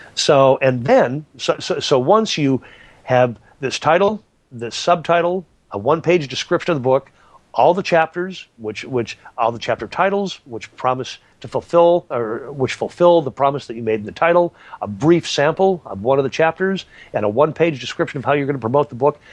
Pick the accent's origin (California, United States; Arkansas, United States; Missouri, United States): California, United States; I'm from California.